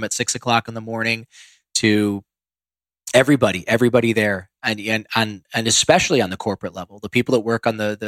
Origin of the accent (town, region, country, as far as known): Ohio, United States; born or raised there; moved away